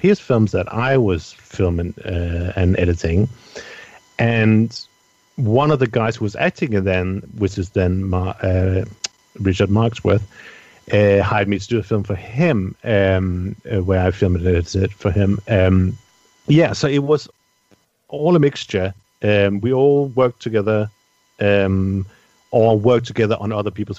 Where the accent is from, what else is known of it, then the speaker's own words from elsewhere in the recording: Denmark; I'm from Denmark, where I come from